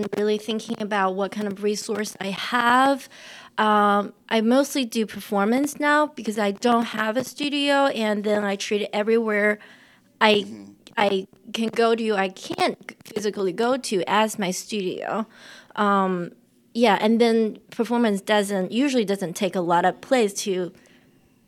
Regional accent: China; English is a second language; moved away as an adult; also born or lived in Oregon, United States; now in Philadelphia, United States; I'm from China. My hometown grew a lot of rice, and we have a lot of fishes.

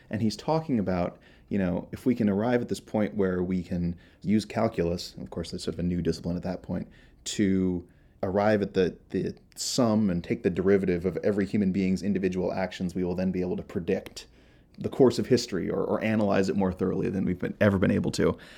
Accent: Iowa, United States; moved away; also born or lived in Minnesota; I'm originally from Iowa. I grew up in Iowa and Minnesota.

